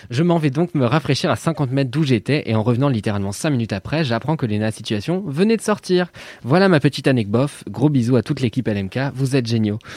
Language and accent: French; Walloon Brabant, Belgium; De mon côté, je viens du Brabant wallon. Les, les Français disent donc souvent que je n'ai pas d'accent.